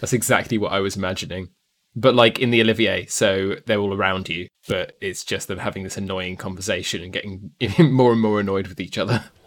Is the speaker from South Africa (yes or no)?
no; United Kingdom